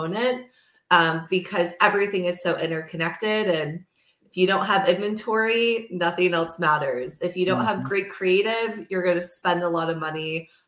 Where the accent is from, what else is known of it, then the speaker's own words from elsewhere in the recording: Midwest, United States; moved away as an adult; also born or lived in New York City; growing up in the Midwest